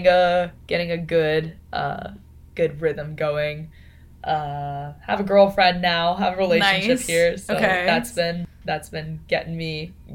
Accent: Las Vegas, Nevada, United States; moved away as an adult; now in Austin, United States; I come home to Vegas for 2 weeks. In Vegas, my hometown

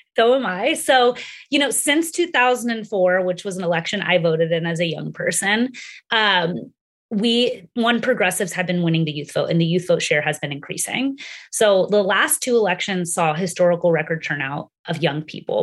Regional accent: Texas, United States; my home state of Texas

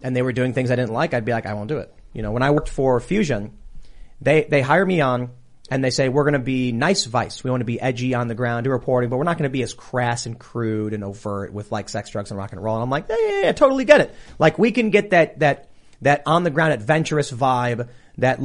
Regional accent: Chicago, Illinois, United States; We're from Chicago

